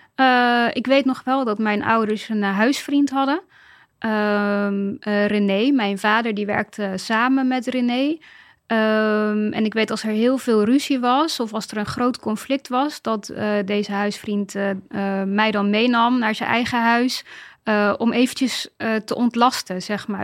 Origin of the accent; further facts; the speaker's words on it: Dordrecht, South Holland, Netherlands; moved away as an adult; ik kom uit Dordrecht. Ik ben uh, dus Dordtse.